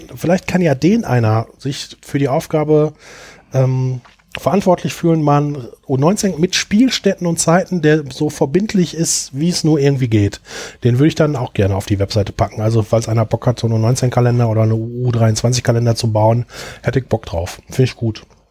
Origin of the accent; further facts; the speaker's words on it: Bottrop, North Rhine-Westphalia, Germany; in meiner Heimatstadt Bottrop